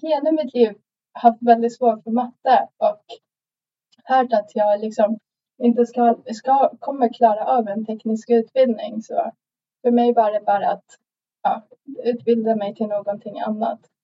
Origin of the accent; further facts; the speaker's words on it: Sweden; now in Stockholm, Sweden; jag kom till Sverige när jag var sju år gammal